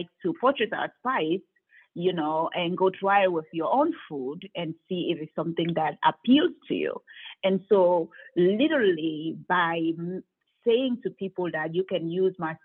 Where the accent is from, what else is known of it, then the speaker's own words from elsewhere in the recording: Cameroon; moved away; growing up in Cameroon